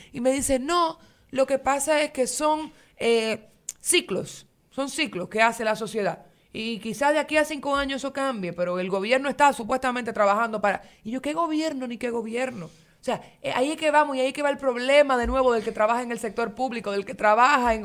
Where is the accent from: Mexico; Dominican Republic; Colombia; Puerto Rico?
Dominican Republic; nosotros como ciudadanos dominicanos